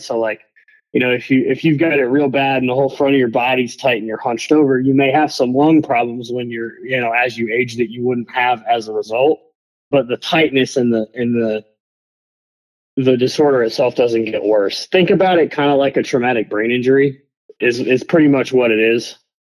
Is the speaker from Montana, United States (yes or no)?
no; Michigan, United States; moved away; also born or lived in Jacksonville, Florida; I'm originally from Michigan, but that's where I'd been living at the time